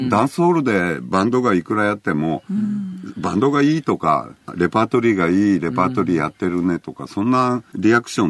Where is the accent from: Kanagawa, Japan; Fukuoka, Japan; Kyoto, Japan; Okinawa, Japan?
Fukuoka, Japan; Kurume; moved away; also born or lived in Tokyo; 僕は南部のね、はい、南の方に下った久留米という町な